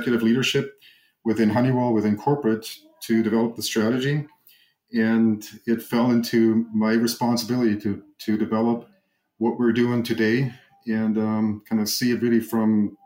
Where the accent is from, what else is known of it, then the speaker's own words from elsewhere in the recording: Germany; moved away as an adult; now in Arizona, United States; I grew up in Germany, went to school in Germany